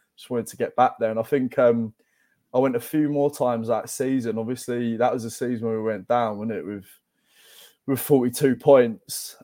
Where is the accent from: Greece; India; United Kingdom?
United Kingdom; London; I grew up in Barkingside in East London.